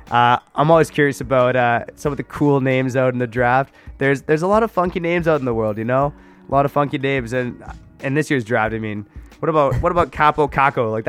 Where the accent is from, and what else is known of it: Canada